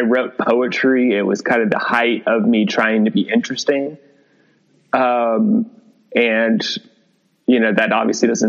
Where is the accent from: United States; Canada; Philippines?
United States; Southeast; I'm a writer from the Southeast.